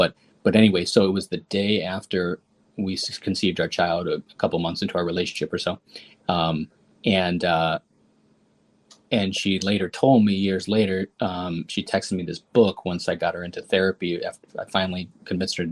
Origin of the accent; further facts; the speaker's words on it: Chicago, Illinois, United States; I was born in Chicago, and I went to Cornell University and WashU Law School